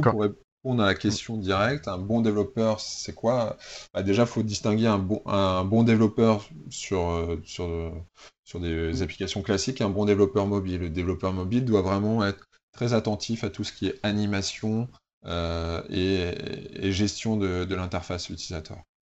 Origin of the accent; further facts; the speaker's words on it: Normandy, France; also born or lived in Paris; now in Toulouse, France; je suis pas un vrai Toulousain. Hein. Je, suis, que... je suis, de Normandie et j'ai passé 8 ans à Paris et ça fait seulement 6 ans que je suis à Toulouse.